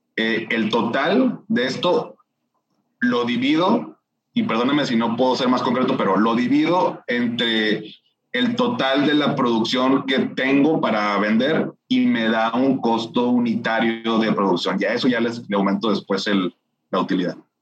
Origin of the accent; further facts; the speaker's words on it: Monterrey, Nuevo León, Mexico; soy regio, tengo 36 años de, de vivir aquí en, en, Monterrey